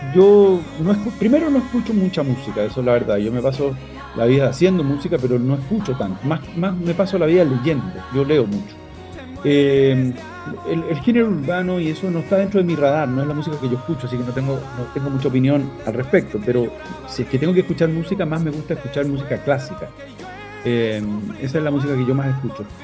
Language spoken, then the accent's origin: Spanish; Chile; moved away; yo tengo que volver a cantar en mi país